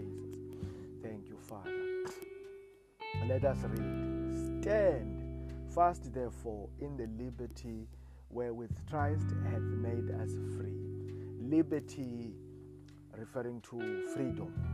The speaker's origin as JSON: {"language": "English", "country": "South Africa", "said": "I come from South Africa"}